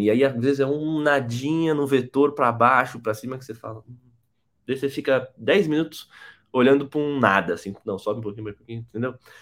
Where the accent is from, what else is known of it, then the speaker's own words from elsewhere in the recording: São Paulo, Brazil; eu sou de São Paulo, sou formado em design visual